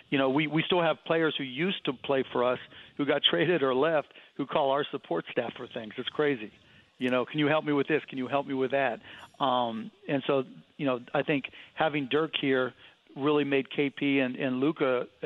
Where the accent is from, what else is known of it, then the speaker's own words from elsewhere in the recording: Cleveland, Ohio, United States; Yeah, I'm from Cleveland